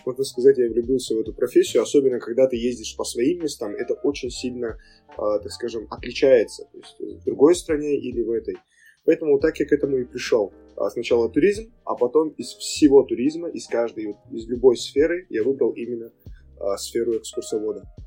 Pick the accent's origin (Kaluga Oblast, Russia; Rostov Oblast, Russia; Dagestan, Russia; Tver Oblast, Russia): Dagestan, Russia; Makhachkala; Родился и вырос в Махачкале